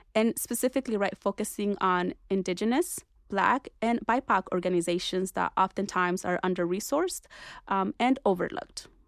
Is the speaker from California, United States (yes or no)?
yes; Orange County, California, United States; also born or lived in Berkeley; growing up in Orange County as, you know, at that point, an undocumented immigrant